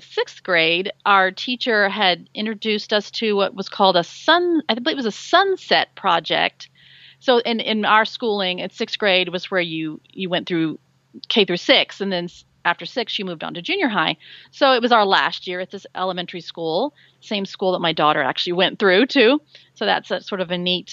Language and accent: English; Dallas, Texas, United States; I grew up in Dallas, Texas, which is actually where I still am.